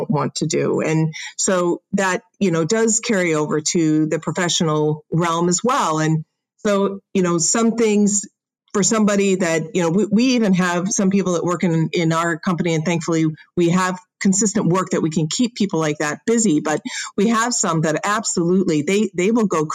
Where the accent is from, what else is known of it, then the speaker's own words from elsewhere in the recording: Chicago, Illinois, United States; now in Southern California, United States; I'm from Chicago